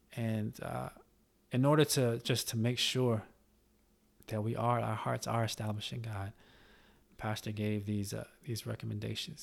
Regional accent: Charlotte, North Carolina, United States; my home state in, uh, in Charlotte, North Carolina

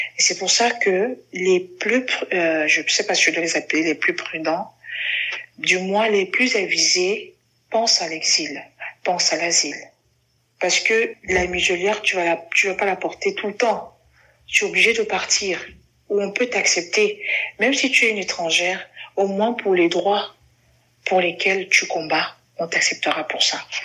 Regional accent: Cameroon; je suis camerounaise

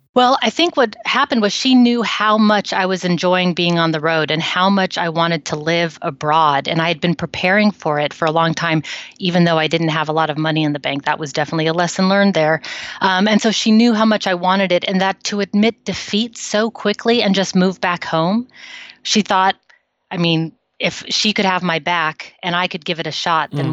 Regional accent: United States; now in Netherlands; I'm an American living in the Netherlands for a long time now

